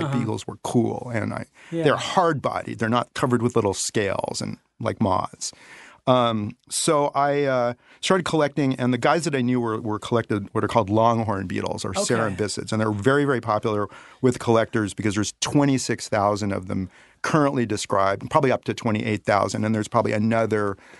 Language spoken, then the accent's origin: English; Los Angeles, California, United States; Yeah, I grew up in the Baldwin Hills area.